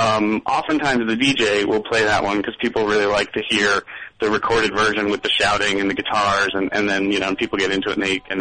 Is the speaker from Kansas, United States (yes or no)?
no; Boston, Massachusetts, United States; I'm coming from the Boston perspective